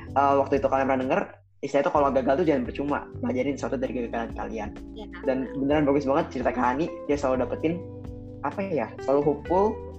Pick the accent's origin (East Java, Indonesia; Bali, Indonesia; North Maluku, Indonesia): Bali, Indonesia; moved away; gue dari Bali nih kan ada teman SMA SMP gue di Bali